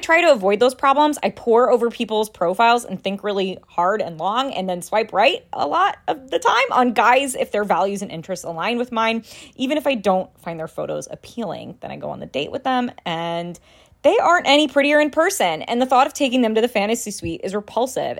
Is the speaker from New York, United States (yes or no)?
no; St. Louis, Missouri, United States; I hail from Saint Louis, A K A Ultimate Viking Country